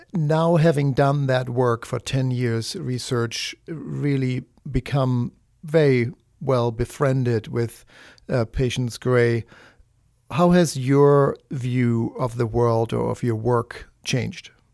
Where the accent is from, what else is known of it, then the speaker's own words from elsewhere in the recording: Germany; moved away; I'm from Germany. That's what I grew up with.